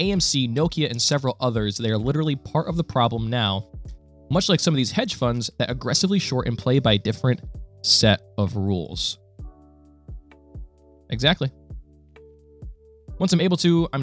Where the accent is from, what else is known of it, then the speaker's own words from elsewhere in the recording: Ohio, United States; I am from Ohio in the United States. I am a Buckeye